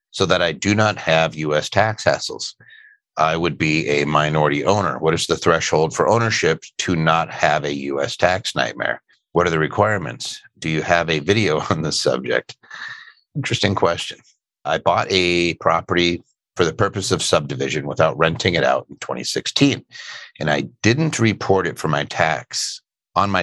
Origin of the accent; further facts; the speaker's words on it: Philadelphia, Pennsylvania, United States; Philly, that's my hometown.